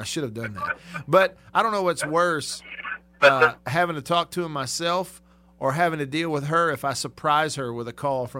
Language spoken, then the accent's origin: English; Tupelo, Mississippi, United States; here in my hometown of Tupelo.